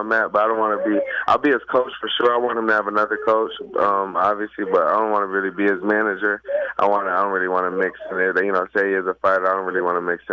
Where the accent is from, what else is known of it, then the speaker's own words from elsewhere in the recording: Rochester, New York, United States; moved away; also born or lived in Henrietta, New York; my hometown, Rochester